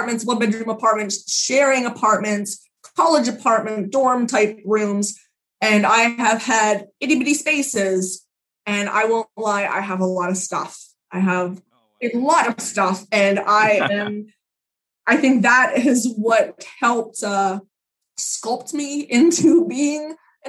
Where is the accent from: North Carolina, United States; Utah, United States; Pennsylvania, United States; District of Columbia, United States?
Pennsylvania, United States; now in New Jersey, United States; I'm from Pennsylvania originally. I live in New Jersey now